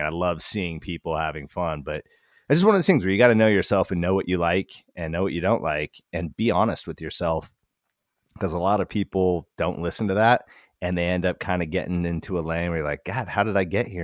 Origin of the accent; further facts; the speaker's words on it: Wasilla, Alaska, United States; moved away as an adult; also born or lived in Portland, Oregon; I was 36 from Wasilla, Alaska